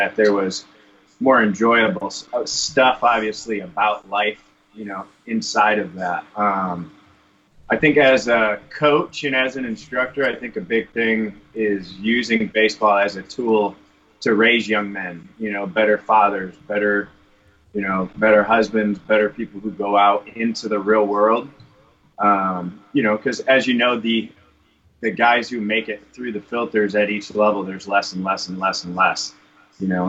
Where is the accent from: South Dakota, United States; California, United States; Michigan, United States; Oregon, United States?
Michigan, United States; now in Arizona, United States; growing up in Michigan